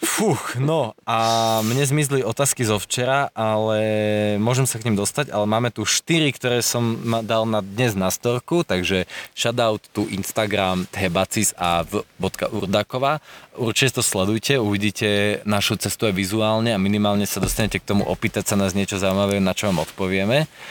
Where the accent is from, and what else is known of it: Slovakia